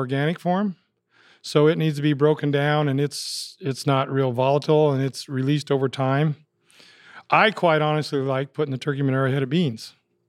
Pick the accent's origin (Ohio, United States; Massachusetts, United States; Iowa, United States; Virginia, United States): Iowa, United States; Highland Township; We grew up out in Highland Township.